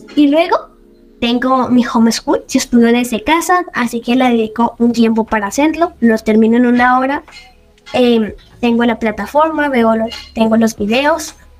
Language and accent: Spanish; Villavicencio, Meta, Colombia; now in Medellín, Colombia; yo vivo en Medellín, nací en Villavicencio Meta y actualmente estoy viviendo en Medellín